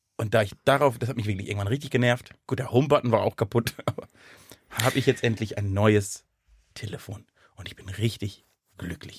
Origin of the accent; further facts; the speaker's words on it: Southern Germany, Germany; ich komme aus Süddeutschland.